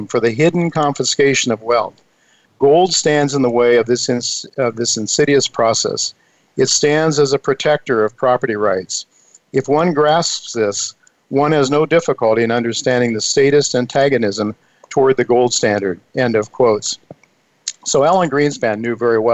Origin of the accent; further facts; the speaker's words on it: United States; we as an American people